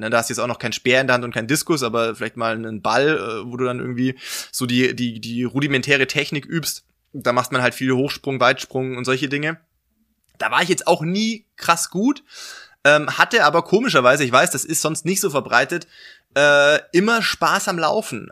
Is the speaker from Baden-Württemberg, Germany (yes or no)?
yes; near Stuttgart, Swabia, Baden-Württemberg, Germany; moved away as an adult; now in Regensburg, Germany; bin eigentlich gebürtiger Schwabe, ähm, komme also aus der Nähe von Stuttgart